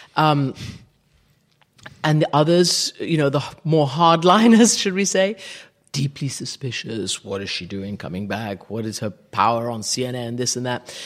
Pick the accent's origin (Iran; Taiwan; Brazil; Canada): Iran; also born or lived in England / Rhode Island; now in London, United Kingdom; taken over to Iran where I grew up. For me, my first home was Iran